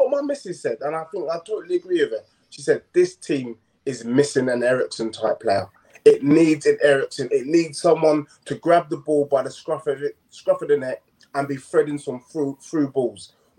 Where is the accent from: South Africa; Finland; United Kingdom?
United Kingdom; London; I grew up in Tottenham. Prime school opposite the Tottenham Hotspur Stadium, St. Paul's and All Hallows. I attended that school.